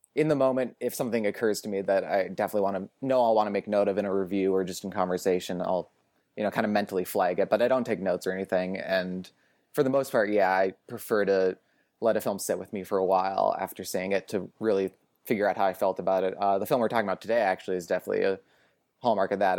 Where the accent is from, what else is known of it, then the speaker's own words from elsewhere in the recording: Portland, Oregon, United States; moved away as an adult; also born or lived in Boston; now in Los Angeles, United States; I grew up in Portland, Oregon, went to school in Boston